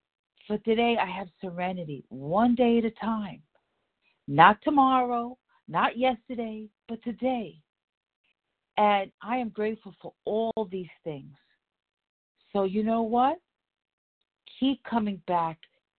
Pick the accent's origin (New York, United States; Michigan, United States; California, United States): New York, United States; New York City; from the Bronx, plain and simple.